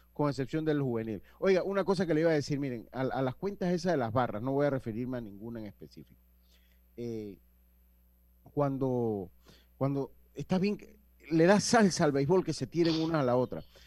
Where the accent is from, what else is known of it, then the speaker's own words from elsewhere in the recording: Panama; somos panameños